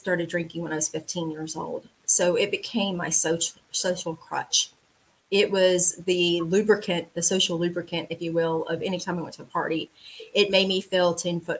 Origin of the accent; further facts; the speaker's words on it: LaGrange, Georgia, United States; also born or lived in Atlanta area, Georgia; I am from LaGrange, Georgia, which is a town about an hour and a half south of Atlanta. Very, very small town. I was born and raised there